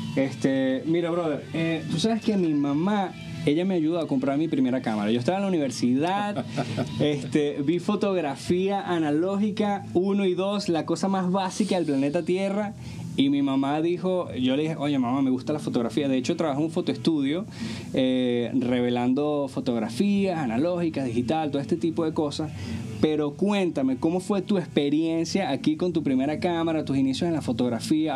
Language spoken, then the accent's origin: Spanish; Venezuela; nosotros porque somos venezolanos